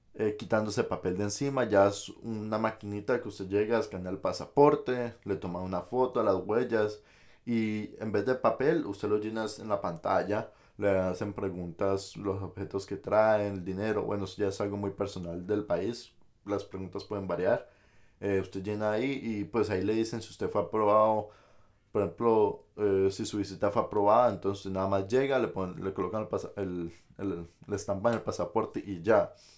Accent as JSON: {"language": "Spanish", "country": "Colombia", "moved": "as an adult", "lives_now": "United States", "said": "uno pues de Colombia pues viene y trae muchos accesorios"}